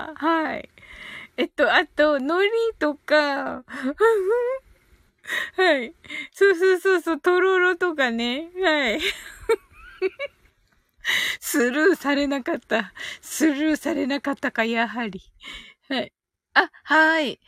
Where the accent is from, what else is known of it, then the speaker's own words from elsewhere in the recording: Kyushu, Japan; moved away; これは九州人としてね。